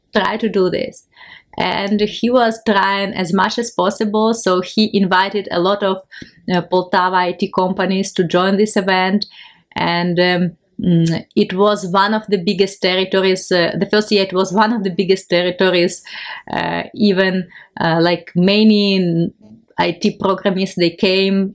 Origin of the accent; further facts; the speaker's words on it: Ukraine; English is a second language; I'm from Ukraine